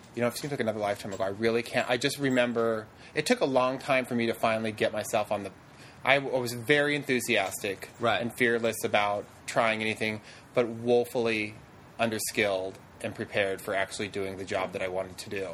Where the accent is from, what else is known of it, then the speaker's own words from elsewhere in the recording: Fairbanks, Alaska, United States; moved away; I really am from a very small town of Fairbanks